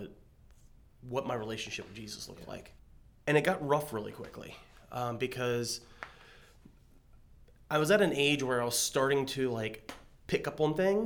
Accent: Berkeley County, West Virginia, United States; I grew up in Berkeley County, West Virginia.

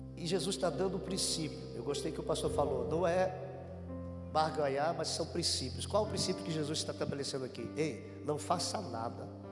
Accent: Pernambuco, Brazil; now in Paraná, Brazil; E eu sou pernambucano, vim de lá

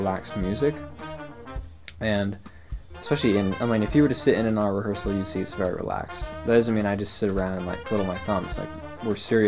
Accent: Portland, Oregon, United States; these bands that I grew up playing in Portland

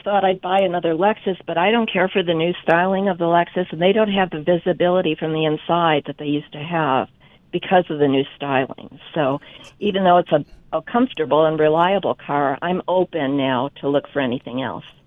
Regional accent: Chicago, Illinois, United States; moved away; I was born and raised in Chicago

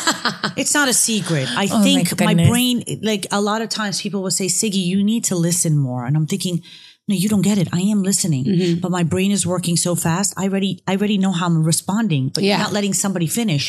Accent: Cherry Hill, New Jersey, United States; also born or lived in Israel; I grew up in Cherry Hill, New Jersey.

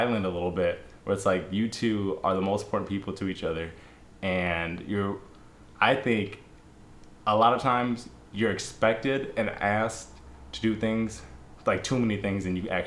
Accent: United States; we were raised in America and on relatively Christian traditions

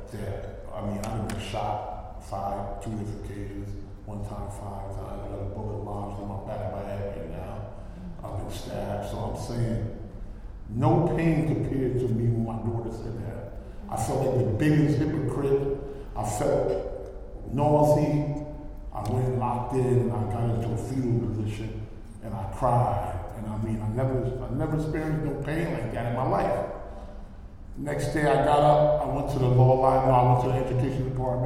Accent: New Haven, Connecticut, United States; I'm from New Haven

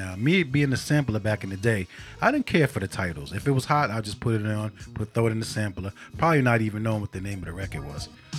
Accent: New York City, New York, United States; moved away as an adult; now in Japan; I'm from Queensbridge. You know, they ain't cleaned the streets in years on my block back in the day.

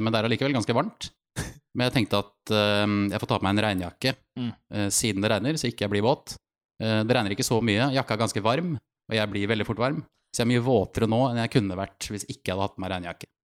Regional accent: Bergen, Vestland, Norway; accent: Bergensk; jeg snakker bergensk

